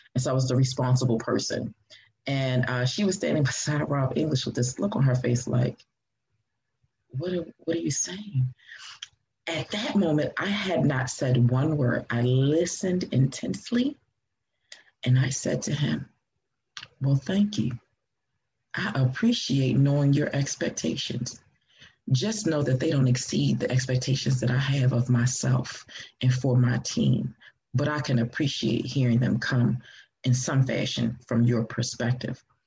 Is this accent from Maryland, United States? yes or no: yes; Baltimore, Maryland, United States; also born or lived in Atlanta, Georgia; I was born here in Baltimore, uh, raised here in Baltimore